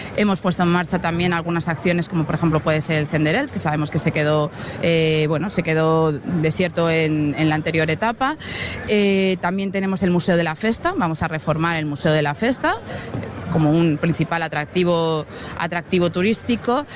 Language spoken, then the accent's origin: Spanish; Elche, Valencian Community, Spain; ilicitanos. Nos pasa muchísimo cuando salimos fuera del Che y, y volvemos, empezamos a ver palmeras y ya decimos, ya estamos en casa